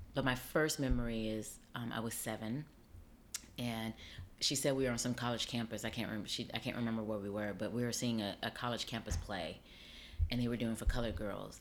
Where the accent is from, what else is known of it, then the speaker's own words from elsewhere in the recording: Las Vegas, Nevada, United States; moved away as an adult; now in New York City, United States; I grew up on the West Coast. I grew up in Las Vegas.